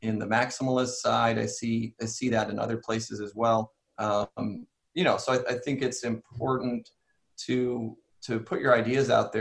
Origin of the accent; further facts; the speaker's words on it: Ohio, United States; My grandfather was a Christian and Missionary Alliance pastor in Ohio. That's where I was born